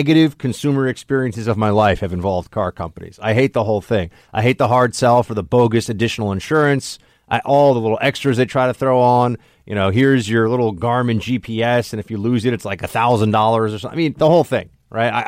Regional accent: New York City, New York, United States; here in New York City growing up

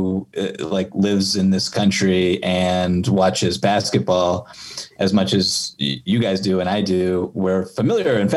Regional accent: Boston, Massachusetts, United States; I'm from Boston

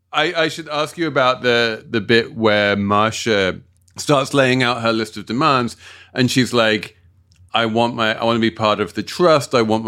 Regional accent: London, United Kingdom; based as they are in my hometown of South London.

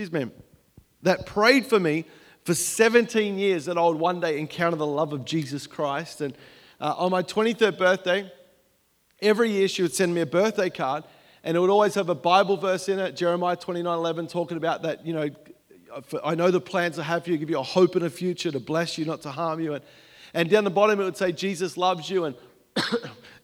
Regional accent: Melbourne, Victoria, Australia; moved away as an adult; now in United States; I grew up in Melbourne, Australia

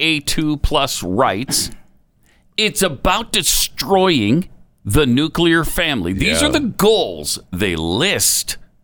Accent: Massachusetts, United States; FYI, I'm from Massachusetts.

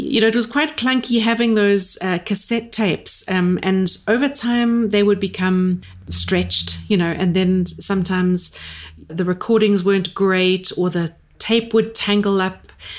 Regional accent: Durban, KwaZulu-Natal, South Africa; And I was born in Durban, went to school there. I've always lived in South Africa

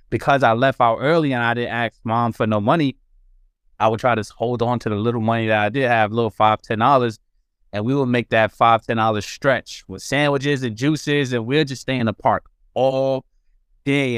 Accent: New York City, New York, United States; born or raised there

